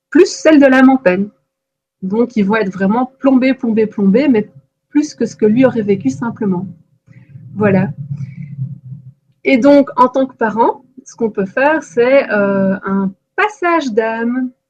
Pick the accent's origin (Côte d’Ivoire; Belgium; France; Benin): Belgium; il doit être en en Belgique, moi je suis belge, hein. on dit première primaire.